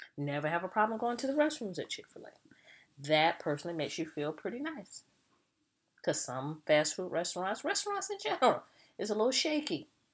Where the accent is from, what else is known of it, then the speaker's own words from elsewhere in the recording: the South, United States; I'm a Southerner.